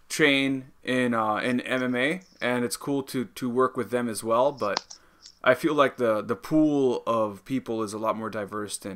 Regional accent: Georgia; now in Shanghai, China; I'm from Georgia.

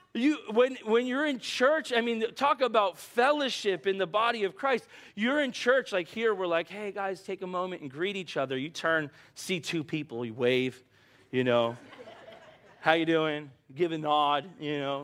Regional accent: United States; also born or lived in Bahamas / Brazil; as an American

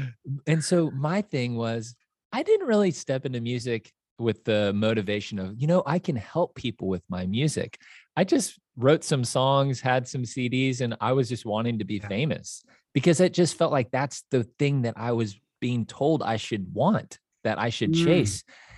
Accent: Kansas City, Missouri, United States; moved away as an adult; now in Nashville, United States; So I grew up in Kansas City, Missouri, and in Kansas City, there is no accent. It is very straight. And I moved to Nashville in 2007, and my goal was to walk away with an accent.

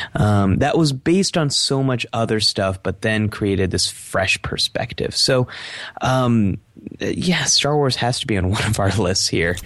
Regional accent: Silicon Valley, California, United States; Growing up in Silicon Valley

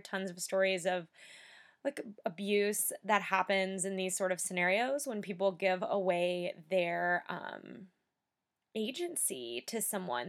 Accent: United States; I'm from, you know, the United States

